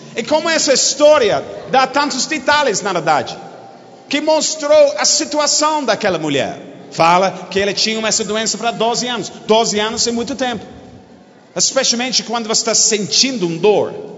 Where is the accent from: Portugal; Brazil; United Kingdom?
United Kingdom; Portuguese is a second language; Você nunca ouviu um britânico pregando